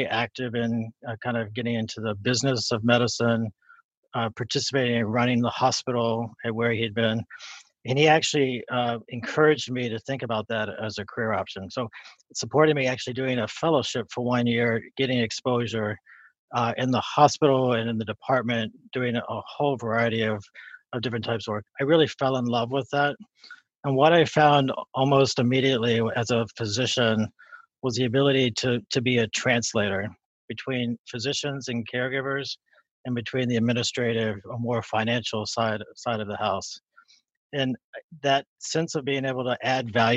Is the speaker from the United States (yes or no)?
yes; West Virginia, United States; moved away; So I grew up in West Virginia, and I went to undergrad in West Virginia